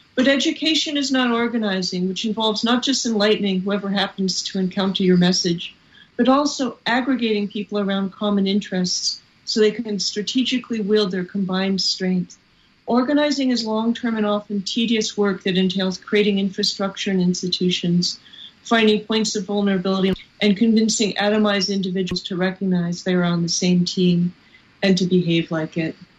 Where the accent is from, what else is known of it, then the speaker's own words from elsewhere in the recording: California, United States; I'm from California